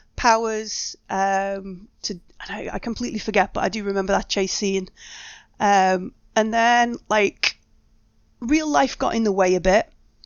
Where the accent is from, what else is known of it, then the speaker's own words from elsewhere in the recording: United Kingdom; We didn't actually ever get round to putting like the sponsorship on it because we're too British.